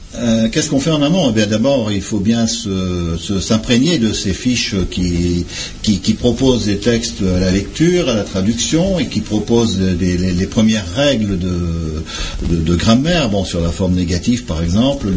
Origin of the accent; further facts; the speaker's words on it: Méteren, Hauts-de-France, France; first language French and Flemish; j'ai appris grâce à mes parents, grands-parents, à Métrennes, puisque je suis originaire de Métrennes. J'ai appris les deux langues en même temps